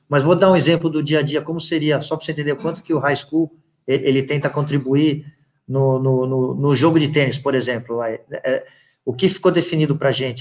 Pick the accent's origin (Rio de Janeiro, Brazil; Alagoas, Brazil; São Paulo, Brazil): São Paulo, Brazil; moved away as an adult; now in United States; eu sou de São Paulo